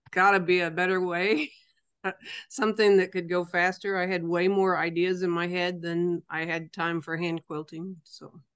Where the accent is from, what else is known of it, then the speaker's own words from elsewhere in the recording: Rayville, Missouri, United States; Rayville, Missouri. Rayville's not a very big place, but it's a place where I made a business. We live here